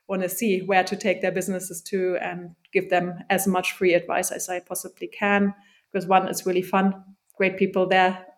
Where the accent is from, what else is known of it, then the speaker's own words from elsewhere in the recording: Germany; moved away as an adult; now in London, United Kingdom; growing up in Germany, going to state school, state uni